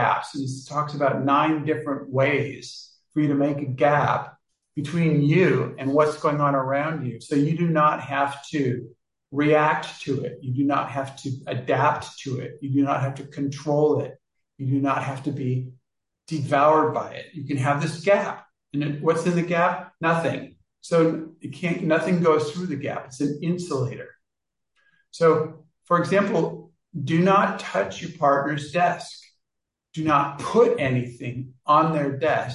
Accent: Kansas, United States; I was born in Kansas.

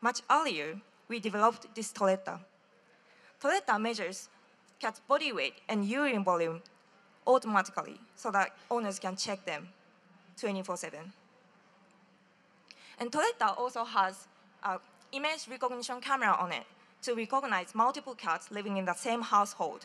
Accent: Japan; from Hachitama, Japan

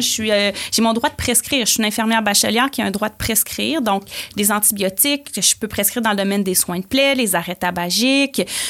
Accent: Port-Cartier, Quebec, Canada; moved away as an adult; now in Quebec City, Canada; je suis une fille originaire de la Côte-Nord. Je viens de Port-Cartier. Ah oui. Donc, euh, j'ai grandi sur la Côte-Nord

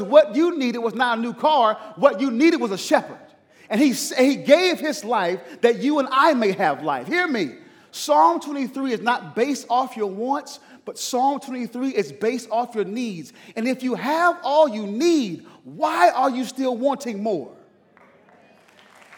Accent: East Coast, United States; moved away; I'm from the East Coast.

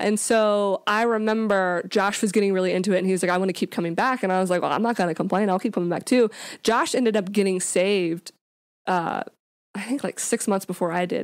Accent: Jacksonville, Florida, United States; also born or lived in Louisiana; I grew up here in Jacksonville. Uh, we lived here, we moved here when I was about five years old, so this is pretty much, uh, where I grew up as a kid.

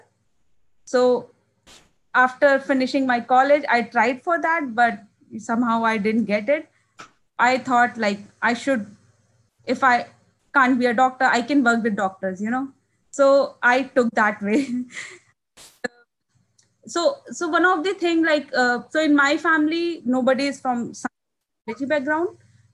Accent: Barabanki, Uttar Pradesh, India; moved away as an adult; also born or lived in Lucknow, India / New Delhi, India; now in St. Louis, United States; I'm from India, basically a small town from India called Barabanki, and it's in the northern part of the India. So I born there

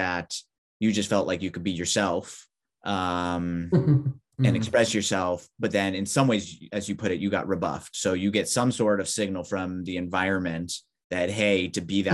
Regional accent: Southern California, United States; Californian, Southern Californian

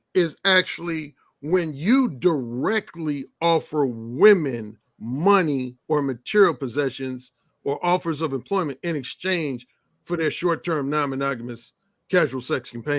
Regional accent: Mississippi, United States; We're just both from Mississippi. We cousins from Mississippi.

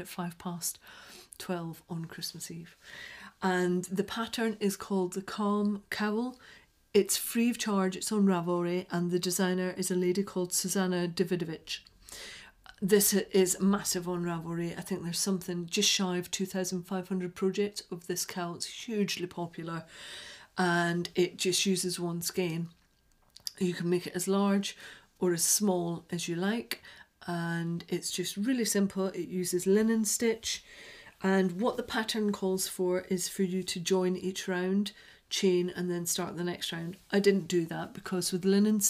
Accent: Scotland, United Kingdom; accent: Scottish; moved away; I sound quite a lot more Scottish today than I usually do.

